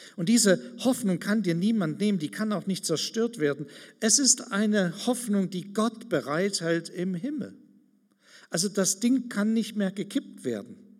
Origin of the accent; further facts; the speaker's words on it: Germany; Wir sind ganz schön arm dran manchmal als Deutsche